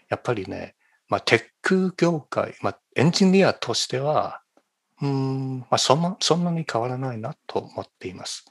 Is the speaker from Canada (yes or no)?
no; China; Japanese is a second language; moved away as an adult; now in California, United States; 中国出身